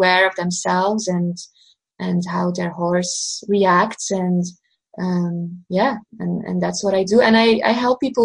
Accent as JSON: {"language": "English", "country": "Belgium", "also_born_or_lived": "Portugal", "said": "I'm from Belgium, so that's Western Europe."}